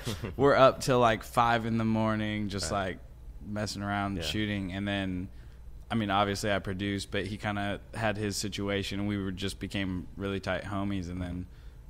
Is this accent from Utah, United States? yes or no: no; Berkeley, California, United States; moved away as an adult; now in Los Angeles, United States; I've been in LA 4 years. I'm from the Bay Area.